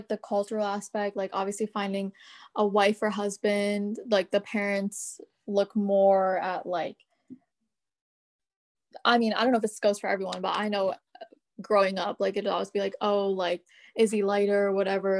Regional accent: United States; all the South Asians I know, like, growing up in America and, like, being the new generation

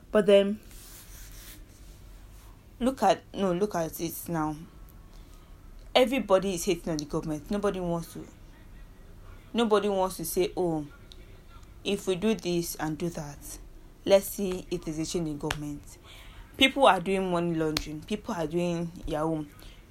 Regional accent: Nigeria; I am a Nigerian

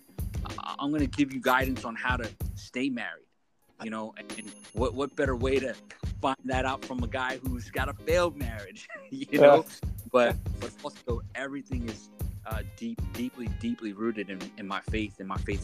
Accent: New York City, New York, United States; also born or lived in southern New Jersey; now in Atlantic City area, New Jersey, United States; I was born and raised in New York City.

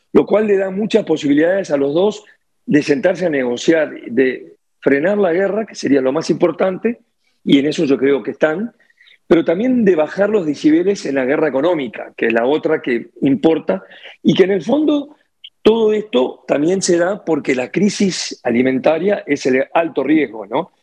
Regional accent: Uruguay; yo soy uruguayo

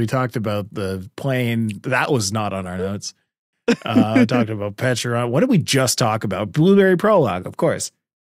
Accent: Canada; I'm Canadian.

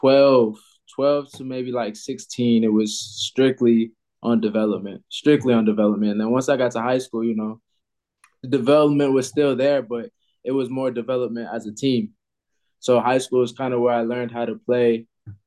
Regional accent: Georgia, United States; my parents always say I'm a Georgia baby because I grew up here

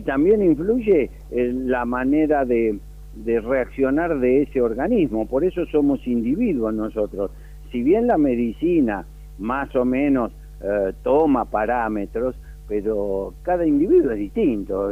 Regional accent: Buenos Aires, Argentina; yo cuando era chiquito vivía en Villa del Parque

